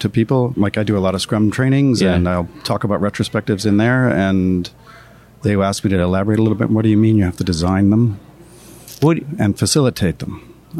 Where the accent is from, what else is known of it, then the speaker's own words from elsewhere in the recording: United States; I'm American